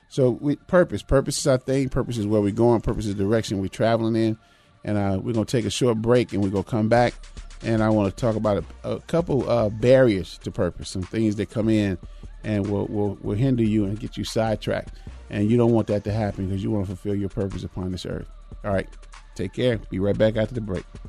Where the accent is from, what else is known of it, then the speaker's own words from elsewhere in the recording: Chicago, Illinois, United States; growing up even in Chicago